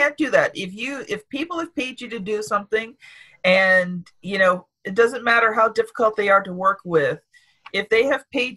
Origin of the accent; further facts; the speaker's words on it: Canada; I'm from Canada.